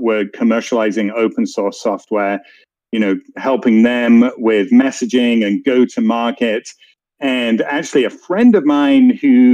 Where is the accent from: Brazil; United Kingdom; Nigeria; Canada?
United Kingdom; England; moved away as an adult; also born or lived in San Francisco; you can tell from my accent, I am not American. I am from England.